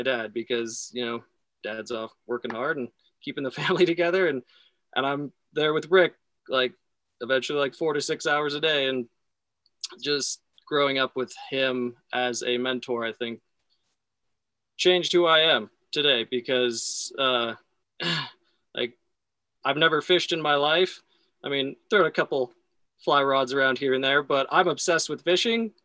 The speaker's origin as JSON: {"language": "English", "town": "Sun Valley", "region": "Idaho", "country": "United States", "tie": "born or raised there", "also_born_or_lived": "Boulder, Colorado", "moved": "as an adult", "said": "I grew up in Sun Valley, Idaho"}